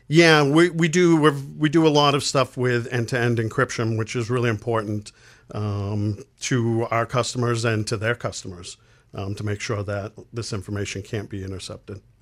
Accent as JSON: {"language": "English", "town": "Lewiston", "region": "Maine", "country": "United States", "tie": "born or raised there", "said": "born and raised in Lewiston, Maine"}